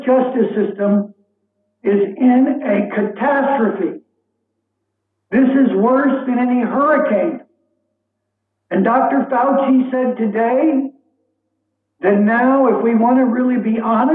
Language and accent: English; Cuba; now in New Orleans, United States; I'm Cuban. I'm a light-skinned Hispanic